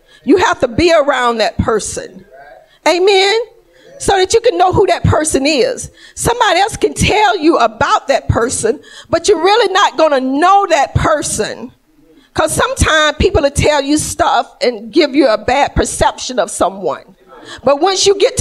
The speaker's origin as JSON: {"language": "English", "region": "Georgia", "country": "United States", "moved": "yes", "said": "I'm from Georgia"}